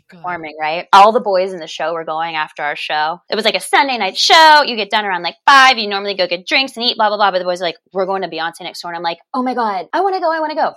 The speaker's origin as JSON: {"language": "English", "town": "Charlotte", "region": "North Carolina", "country": "United States", "tie": "born or raised there", "said": "I'm from Charlotte, North Carolina"}